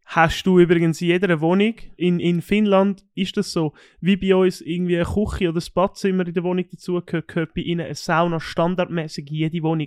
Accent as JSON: {"language": "German", "country": "Switzerland", "said": "bei uns in der Schweiz"}